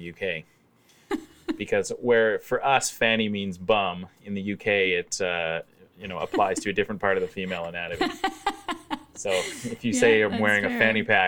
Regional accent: Scarborough, Ontario, Canada; moved away as an adult; also born or lived in Isle of Wight, England; I grew up in Scarborough

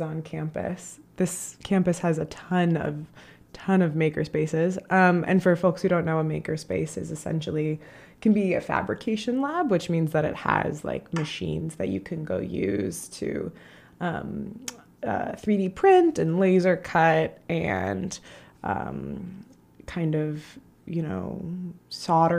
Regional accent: Chicago, Illinois, United States; I'm from Chicago

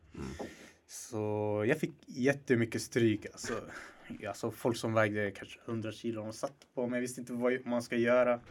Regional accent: Stockholm, Stockholm County, Sweden; Jag är 21 år gammal, jag är från Husby.

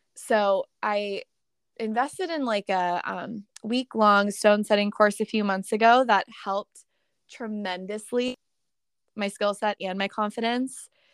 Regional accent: Pittsburgh, Pennsylvania, United States; moved away as an adult; also born or lived in New York City / California; I moved home to my hometown of Pittsburgh, Pennsylvania

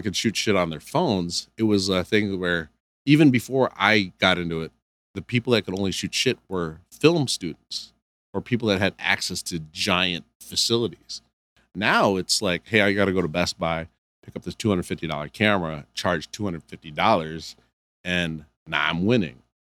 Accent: Canton, Michigan, United States; also born or lived in Cebu City, Philippines; I'm from, I grew up in Michigan

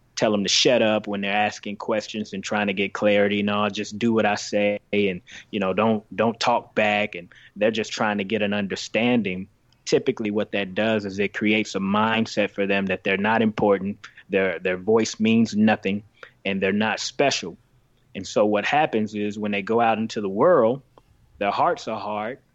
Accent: Greenville, Mississippi, United States; also born or lived in Chicago, Illinois; I grew up in Greenville, Mississippi

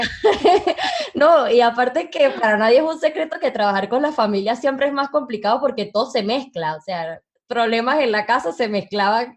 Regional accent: Venezuela; now in Uruguay; soy venezolana

